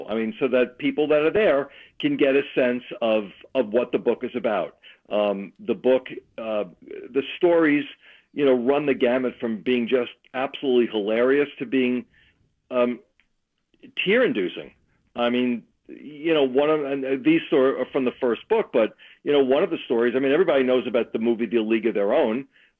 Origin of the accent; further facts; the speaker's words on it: New York, United States; moved away; I am from New York